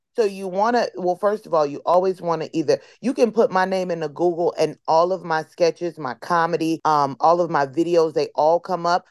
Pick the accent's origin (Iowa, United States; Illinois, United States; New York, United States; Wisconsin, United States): Illinois, United States; Chicago; my hometown, Chicago